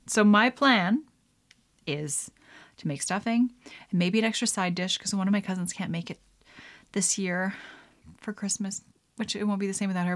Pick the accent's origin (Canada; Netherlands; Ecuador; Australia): Canada; as a Canadian